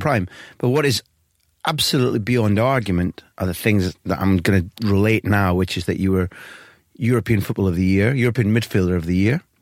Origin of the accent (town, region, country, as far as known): Scotland, United Kingdom; accent: Scottish